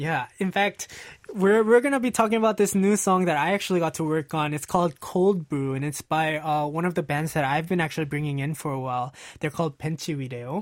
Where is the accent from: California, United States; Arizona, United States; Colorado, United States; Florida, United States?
California, United States; Los Angeles; L A, which is my hometown